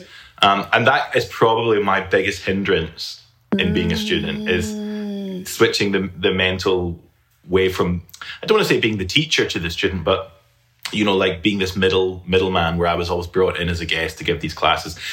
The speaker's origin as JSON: {"language": "English", "region": "Scotland", "country": "United Kingdom", "tie": "born or raised there", "moved": "as an adult", "lives_now": "Alabama, United States", "said": "I'm originally from the United Kingdom, from Scotland. And I've lived there my entire life up till now"}